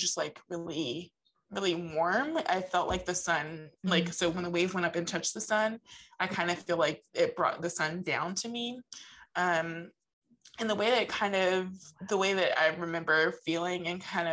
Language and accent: English; New Jersey, United States; we grew up in New Jersey and we lived, the end of our street was like, it like led into like a bay.